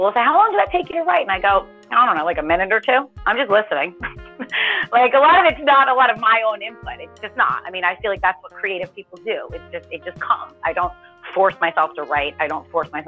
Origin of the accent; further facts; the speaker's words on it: United States; I grew up right outside of Manhattan